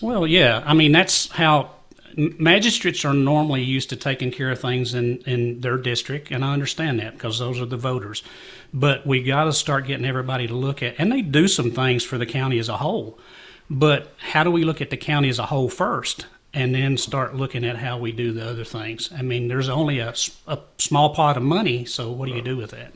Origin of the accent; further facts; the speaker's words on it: Jamestown, Kentucky, United States; Growing up in Jamestown